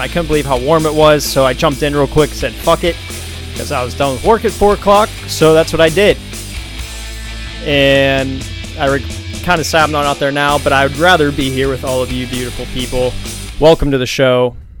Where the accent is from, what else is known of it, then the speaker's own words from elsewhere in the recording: Pittsburgh, Pennsylvania, United States; moved away; growing up from my hometown of Pittsburgh